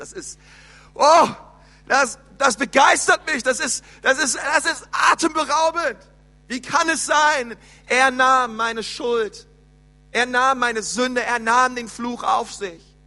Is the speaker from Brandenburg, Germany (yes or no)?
no; Berlin, Germany; moved away; also born or lived in Bavaria; bei uns in Berlin ist es so, die Grundschule geht bis zur sechsten Klasse und nicht wie hier bis zur vierten